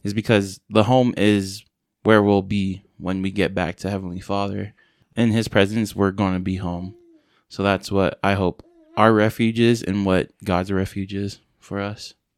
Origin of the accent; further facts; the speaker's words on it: San Francisco, California, United States; I'm originally from San Francisco, California. Uh, I grew up in a big family.